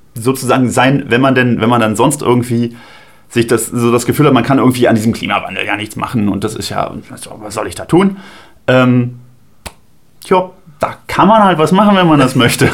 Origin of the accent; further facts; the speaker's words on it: Strausberg, Brandenburg, Germany; Bei uns zu Hause, in meinem, in meinem Heimatort. Ja. In Strausberg